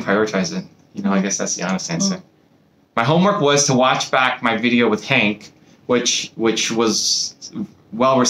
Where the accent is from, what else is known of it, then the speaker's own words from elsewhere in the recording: Canada; I'm from Canada